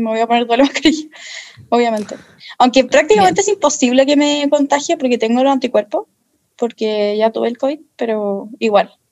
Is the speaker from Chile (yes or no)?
yes; Chile; Y yo, como soy nacional, como soy chilena, no me pueden negar la entrada a mi país, obviamente.